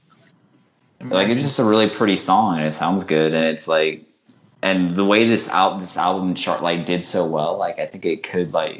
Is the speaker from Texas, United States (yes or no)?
yes; Texas, United States; I'm from Texas